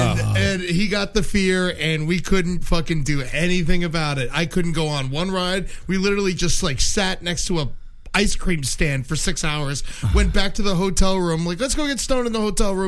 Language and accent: English; South Florida, United States; I grew up in South Florida